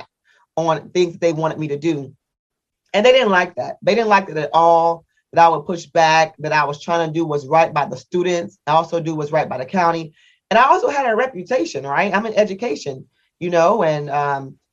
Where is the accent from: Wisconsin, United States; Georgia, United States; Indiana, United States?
Indiana, United States; moved away as an adult; I'm from the Midwest, from Indiana